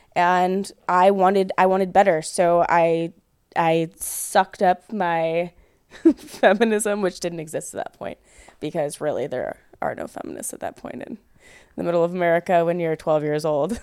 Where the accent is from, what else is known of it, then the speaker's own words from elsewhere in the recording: thirty miles outside of Chicago, Illinois, United States; moved away as an adult; also born or lived in Aurora, Illinois; I grew up thirty miles outside of Chicago. So I grew up in cornfields. I grew up in a town of five thousand